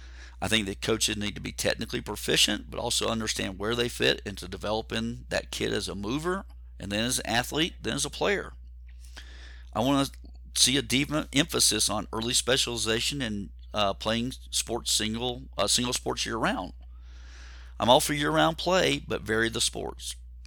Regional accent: Georgia, United States; I grew up near Atlanta. I was a Falcons fan for a long, long time, big Braves fan.

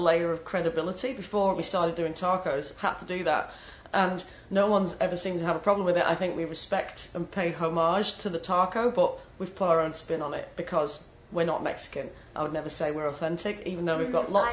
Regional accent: the north of England, United Kingdom; accent: northern English; moved away; my northern English accent

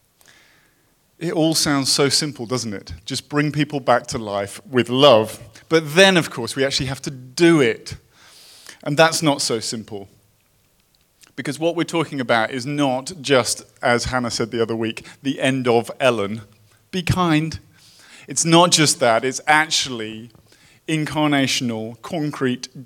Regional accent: United Kingdom; moved away as an adult; now in Los Angeles, United States; I come from Britain

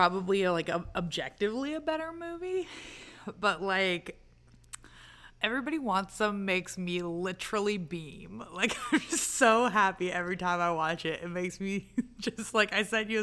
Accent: Georgia, United States; I'm from Georgia.

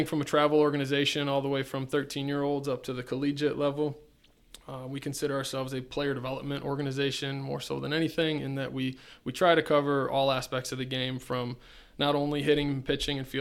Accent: Eden, New York, United States; So I'm from Eden, New York. Originally went to high school at Eden

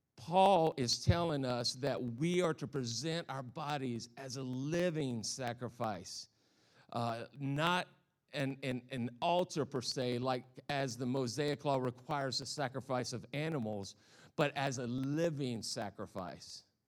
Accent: the South, United States; accent: Southern; moved away; I'm a Southern boy. I, I, I come from the South, so if I have this funny accent, that's why

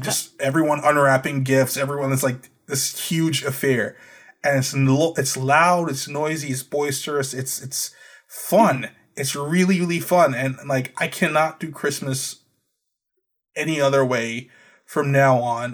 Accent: Trinidad & Tobago; now in United States; Growing up in Trinidad

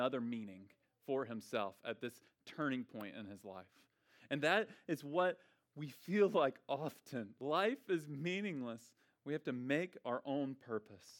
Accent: Memphis, Tennessee, United States; I'm from Memphis.

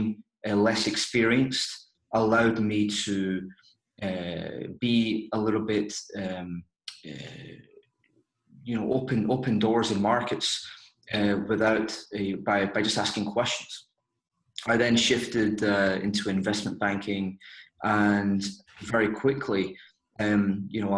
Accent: Glasgow, Scotland, United Kingdom; moved away as an adult; also born or lived in London; I grew up in Scotland, in Glasgow. I moved to London at the age of 21

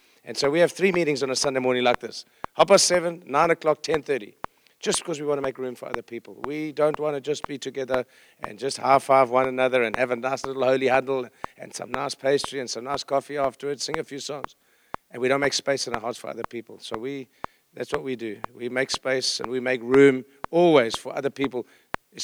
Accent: Johannesburg, Gauteng, South Africa; I'm from South Africa

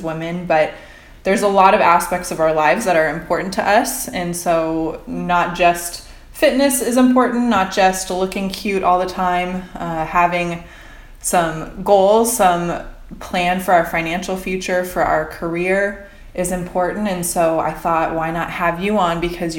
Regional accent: rural Indiana, United States; we're both from Indiana. Yep. We both grew up in the rural Midwest.

